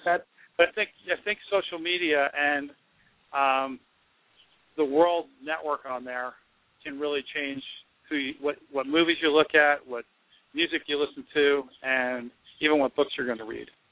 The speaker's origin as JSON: {"language": "English", "region": "New Jersey", "country": "United States", "said": "I'm from Jersey"}